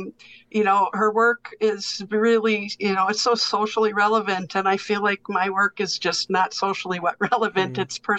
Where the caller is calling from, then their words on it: Green Bay, Wisconsin, United States; Yeah, I'm in Green Bay, Wisconsin.